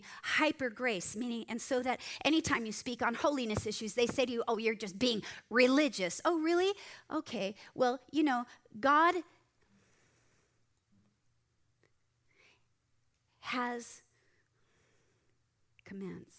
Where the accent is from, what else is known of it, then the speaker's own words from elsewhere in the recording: Moorpark, California, United States; I'm sitting in Moorpark in the Starbucks in Moorpark. In my hometown